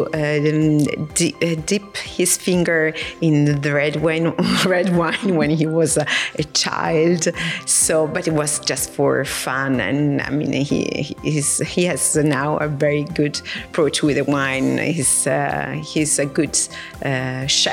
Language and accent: English; Rome, Lazio, Italy; I grew up in the city. I grew up in Rome